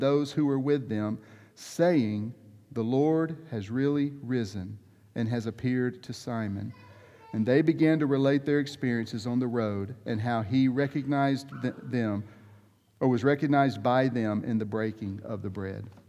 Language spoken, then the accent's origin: English; the Deep South, Georgia, United States; I come from Georgia, the deep South